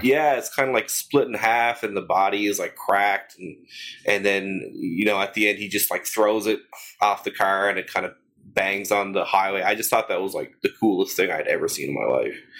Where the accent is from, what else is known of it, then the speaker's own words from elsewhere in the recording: St. John's, Newfoundland and Labrador, Canada; also born or lived in Mount Pearl, Canada; I'm from born and raised in St. John's, and, and I live in, in St. John's, Mount Pearl now